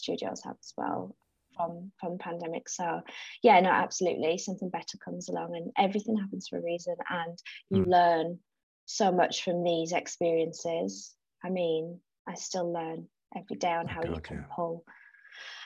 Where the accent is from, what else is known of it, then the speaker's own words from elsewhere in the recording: Teesside, North East England, United Kingdom; also born or lived in South Africa; now in Southbourne, United Kingdom; I grew up actually in South Africa and lived there. So South Africa in the 80s, I'm an 80s child. And when I was seven, 1990, my parents are British. We relocated back to the Northeast Teesside. So then I grew up, I grew up and integrated back into British life there.